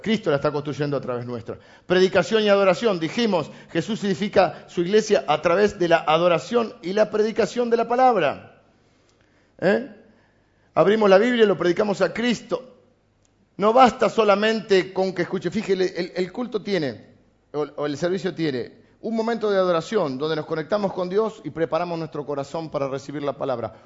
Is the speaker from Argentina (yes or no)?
yes; Argentina; Somos argentinos, además de cristianos.